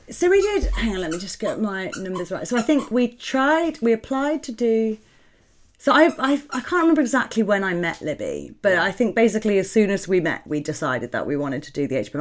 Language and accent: English; South Staffordshire, West Midlands, United Kingdom; I grew up in South Staffordshire, just outside the West Midlands.